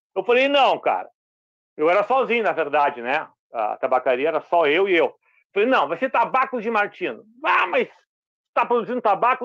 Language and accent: Portuguese; Porto Alegre, Rio Grande do Sul, Brazil; now in Cidreira, Brazil; sou natural de Porto Alegre, vivi lá 40 anos, estou aqui há 13 anos aqui na praia